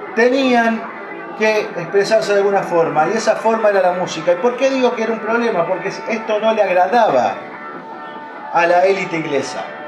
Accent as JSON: {"language": "Spanish", "country": "Argentina"}